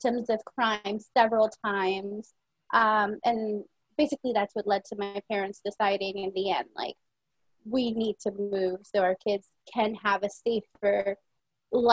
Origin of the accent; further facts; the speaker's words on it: San Pedro Sula, Cortés, Honduras; also born or lived in United States; now in Virginia, United States; I was born in San Pedro Sula in Honduras